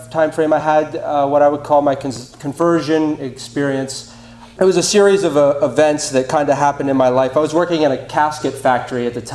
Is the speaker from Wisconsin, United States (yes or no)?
no; York, Pennsylvania, United States; I'm from York, Pennsylvania